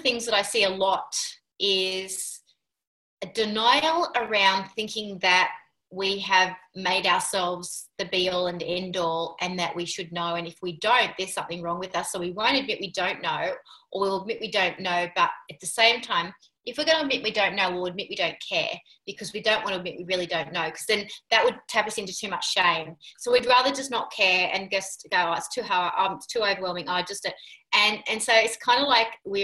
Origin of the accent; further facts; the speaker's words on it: Sydney, New South Wales, Australia; moved away as an adult; I was born in Sydney too